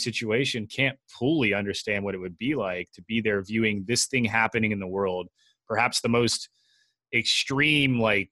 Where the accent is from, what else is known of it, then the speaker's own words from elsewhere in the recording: Tennessee, United States; moved away; I had to stop saying y'all too because I grew up in Tennessee